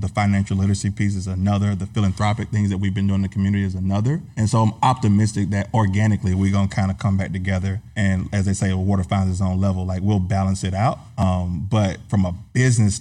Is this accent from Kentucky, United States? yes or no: no; Atlanta, Georgia, United States; also born or lived in Griffin, Georgia; I'm from Atlanta area, but my family is from Griffin, which is like an hour south.